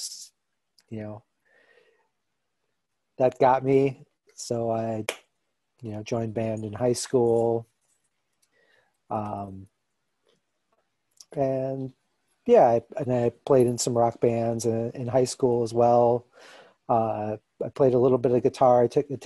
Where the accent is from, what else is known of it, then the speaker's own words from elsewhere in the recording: Milwaukee, Wisconsin, United States; also born or lived in Chicago; I'm from Milwaukee. I lived in Chicago for a little while, but came back.